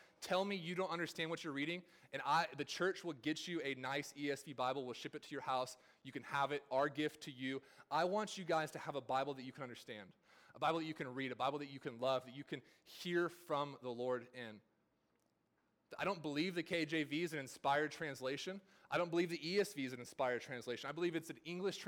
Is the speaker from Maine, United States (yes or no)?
no; California, United States; now in the South, United States; in my time here in the South, I'm not from here. I'm from California